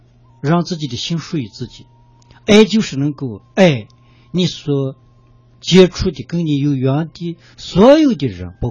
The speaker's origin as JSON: {"language": "Chinese", "region": "western China", "country": "China", "tie": "born or raised there", "said": "小时候找不到图书的，不像这个城市里有这么多书。小时候在西部的乡村几乎没有图书。"}